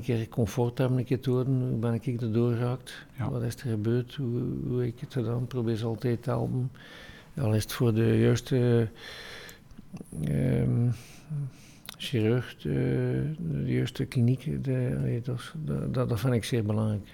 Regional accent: West Flanders, Belgium

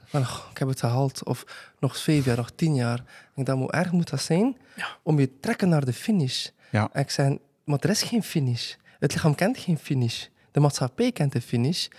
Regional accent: Bruges, Flanders, Belgium; omdat ik van Brugge ben

